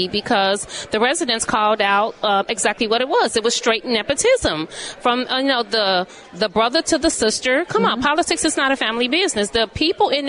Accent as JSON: {"language": "English", "town": "Chicago", "region": "Illinois", "country": "United States", "tie": "born or raised there", "said": "I grew up on the west side of Chicago, lifetime resident in the city of Chicago"}